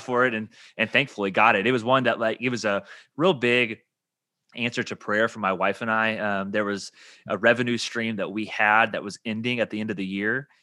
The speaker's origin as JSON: {"language": "English", "town": "Evansville", "region": "Indiana", "country": "United States", "moved": "as an adult", "said": "I'm from Evansville, Indiana, and so before my wife and I moved down here"}